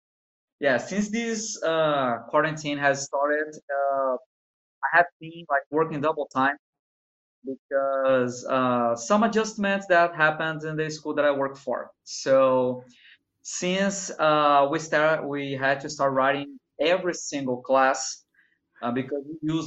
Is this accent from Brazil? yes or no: yes; Espírito Santo, Brazil; English is a second language; also born or lived in Rio de Janeiro; I'm from Rio. I was born in Rio, okay. But I've been living in Espírito Santo since I was a little kid